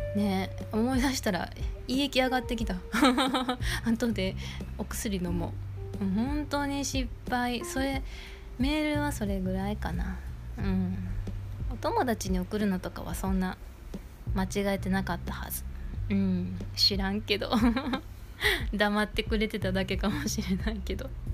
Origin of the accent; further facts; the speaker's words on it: Kansai, Japan; accent: Kansai dialect; 私も関西弁やから